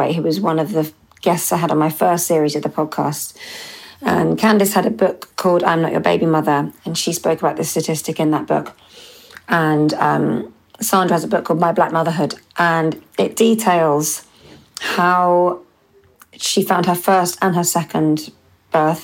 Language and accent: English; London, United Kingdom; they're my hometown